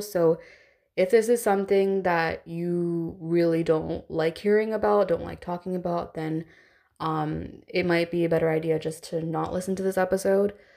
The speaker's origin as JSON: {"language": "English", "country": "India", "said": "I'm Indian"}